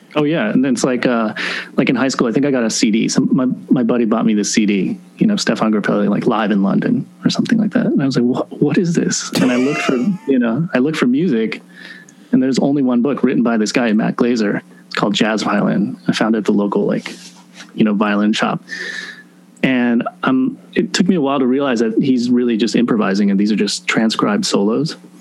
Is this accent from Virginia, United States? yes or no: yes; Virginia, United States; moved away; also born or lived in Seattle / New York City; I was only in Seattle till about five. I'm an East Coast guy. So I grew up in Virginia